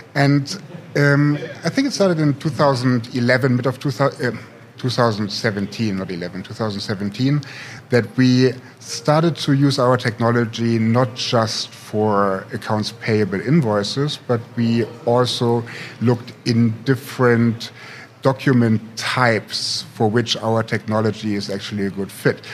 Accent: Potsdam, Brandenburg, Germany; moved away as an adult; also born or lived in St. Gallen, Switzerland / Silicon Valley; now in Berlin, Germany; am actually here from Berlin, um, born and raised in Potsdam

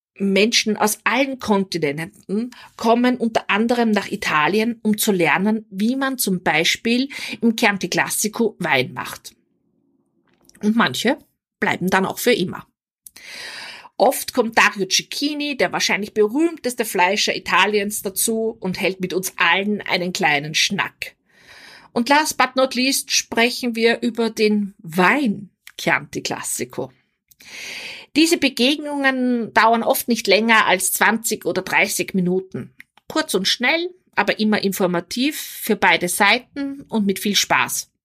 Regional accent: Vienna, Austria; also born or lived in Weinviertel, Austria; now in Salzburg, Austria; Geboren und aufgewachsen bin ich in Wien

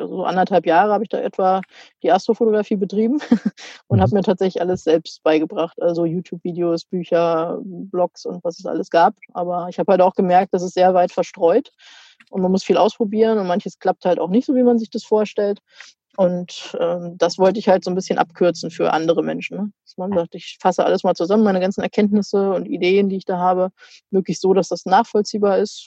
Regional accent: Germany; Jetzt ganz langweilig in Deutschland, zu Hause quasi

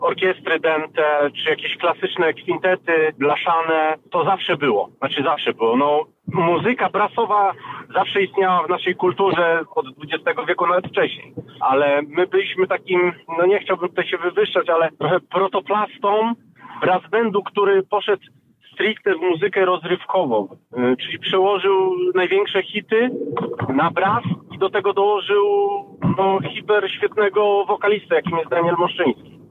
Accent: Opole, Opole Voivodeship, Poland; razem dorastaliśmy w Opolu w szkole muzycznej

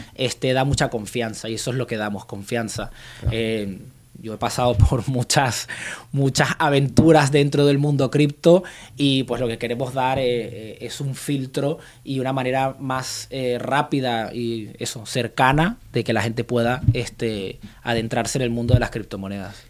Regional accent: Venezuela; now in Reus, Spain

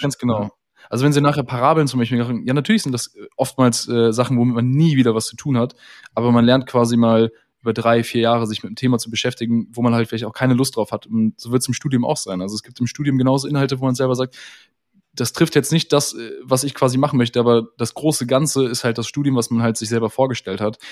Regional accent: near Düsseldorf, North Rhine-Westphalia, Germany; komme gebürtig aus der Nähe von Düsseldorf, wohne auch hier

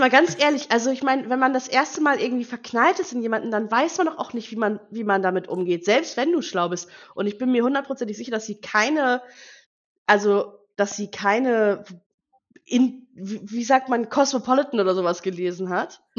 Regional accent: Northern Germany, Germany; bei uns in Norddeutschland hieß es Pottschnitt.

